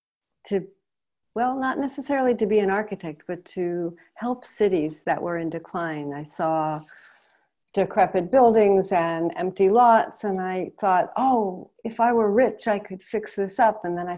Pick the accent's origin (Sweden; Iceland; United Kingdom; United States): United States; Connecticut; moved away; was originally a U.S. Citizen, an American. I still am, but now I'm dual. So I grew up in Connecticut